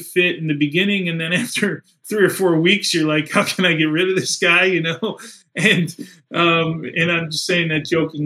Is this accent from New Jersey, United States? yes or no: yes; Kearny, New Jersey, United States; I grew up in Kearney, was predominantly Scottish and Irish heritage